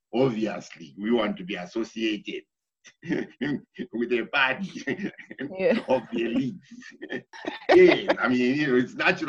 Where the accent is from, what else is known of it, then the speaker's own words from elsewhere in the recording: Harare, Zimbabwe; moved away as an adult; also born or lived in England; for some of us who grew up in Harare Township, Harare was full of Mozambicans, Malawians. So it was a melting pot